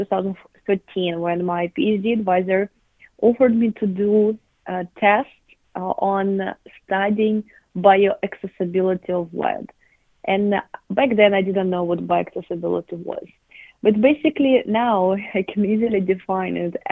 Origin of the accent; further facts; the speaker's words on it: southern Russia, Russia; moved away as an adult; also born or lived in New York, United States; I grew up in Russia, in the south of Russia, in my parents' garden.